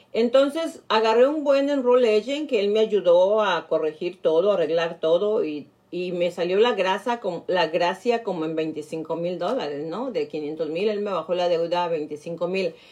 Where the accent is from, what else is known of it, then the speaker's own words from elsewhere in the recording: Nayarit, Mexico; moved away; mis paisanos de Nayarit, de mi pueblo